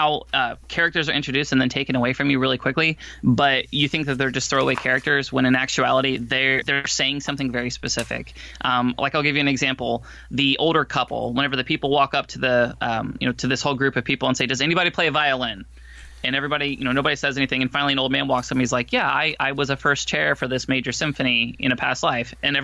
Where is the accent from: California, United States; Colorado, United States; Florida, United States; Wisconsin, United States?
Florida, United States; I grew up in Florida